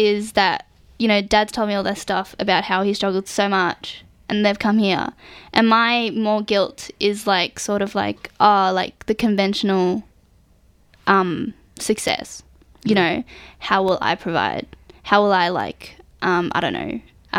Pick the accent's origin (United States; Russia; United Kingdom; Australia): Australia; also born or lived in Vietnam; Like, if I'm overseas, I'll say I'm Australian.